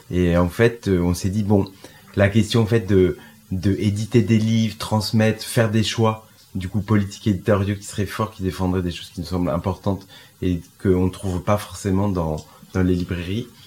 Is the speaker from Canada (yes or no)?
no; France; notre rapport euh, en tant que Français sur la question